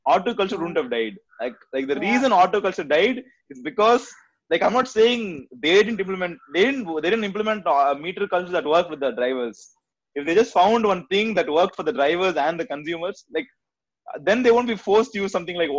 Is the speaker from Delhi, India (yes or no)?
no; Bangalore, Karnataka, India; now in Chennai, India; I'm from Bangalore